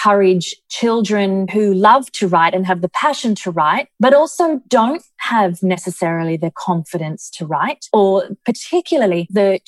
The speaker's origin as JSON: {"language": "English", "country": "Australia", "moved": "as an adult", "lives_now": "Dubai, United Arab Emirates", "said": "we come from Australia"}